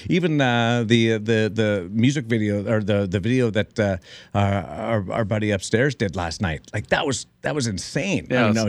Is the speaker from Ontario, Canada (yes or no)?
yes; Toronto, Ontario, Canada; moved away; I moved from Canada, small town Canada, Toronto. Mm-hmm. And we have an inferiority complex. We think American media is bigger, better, and flashier.